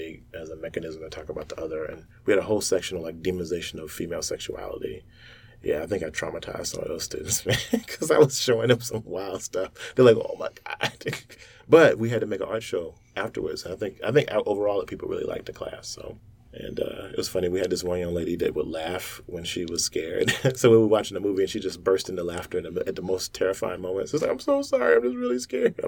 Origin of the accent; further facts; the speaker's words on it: the South, United States; I grew up in the South in the sticks, like, in the dark, in the woods